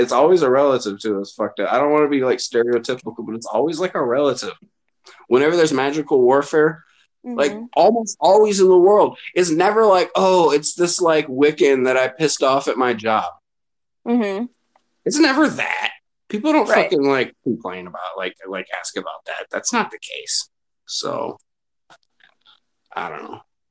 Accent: Minneapolis, Minnesota, United States; I'm from Minneapolis, you know, we know Somali people just from mm-hmm. living here

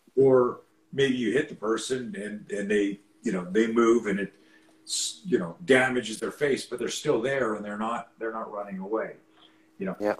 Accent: Canada; I grew up in Canada

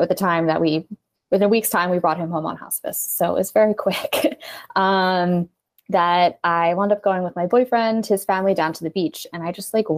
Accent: New Jersey, United States; we are from South Jersey

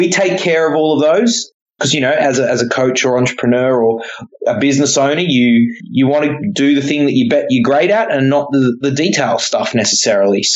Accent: Papua New Guinea; I was born in Papua New Guinea

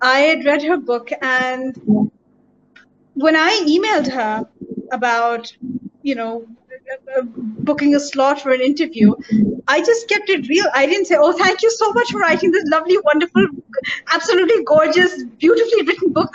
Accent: United Kingdom; moved away as an adult; also born or lived in London; now in Pakistan; having grown up in the West as a brown female, as a South Asian, as a Pakistani, as a minority member

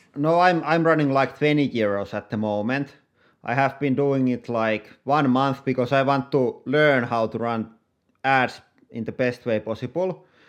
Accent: Finland; I'm YouTuber from Finland.

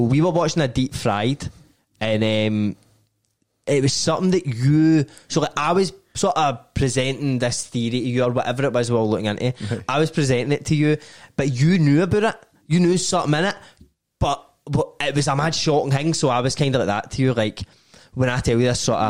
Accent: Scotland, United Kingdom

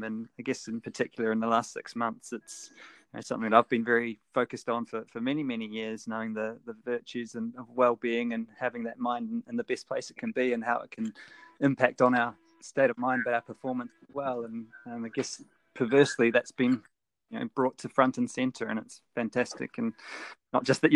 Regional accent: New Zealand; moved away as an adult; growing up in New Zealand

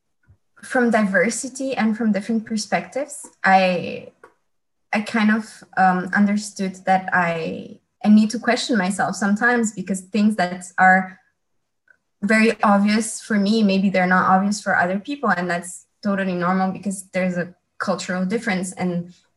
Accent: Romania; moved away as an adult; also born or lived in Netherlands / France; I'm from Romania, originally from Romania, And when I was 19, I have decided that I wanted to embark on an international adventure

